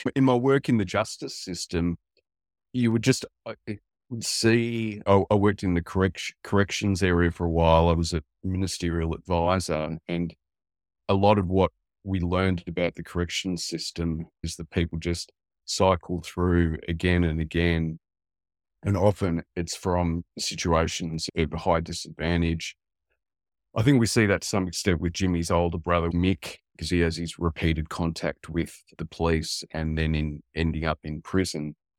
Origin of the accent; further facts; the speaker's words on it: Western Victoria, Australia; also born or lived in Italy; I, growing up in a small town in Australia, in Western Victoria, we were the only Italian family in town